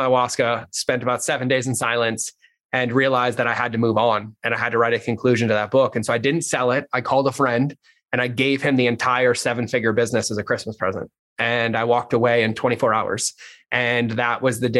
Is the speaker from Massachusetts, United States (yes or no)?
yes; Massachusetts, United States; I grew up in Massachusetts, pretty shitty childhood